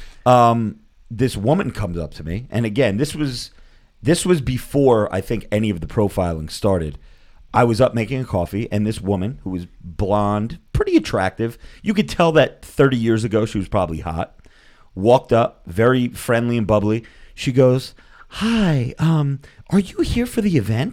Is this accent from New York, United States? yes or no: no; New Jersey, United States; I'm from New Jersey.